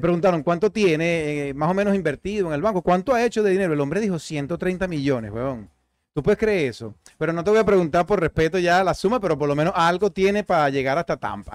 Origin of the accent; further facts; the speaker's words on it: Venezuela; moved away; más cerca de Venezuela de lo que había estado en todos estos años desde que salí de mi tierra